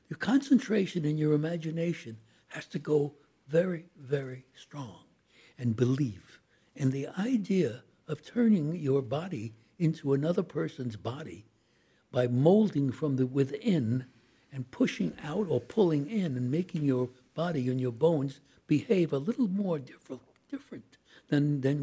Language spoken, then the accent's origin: English; New York City, New York, United States; I was born in Brooklyn